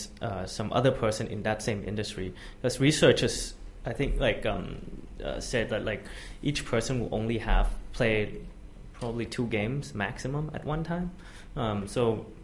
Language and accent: English; Bangkok, Thailand; also born or lived in United States; Born and raised in Bangkok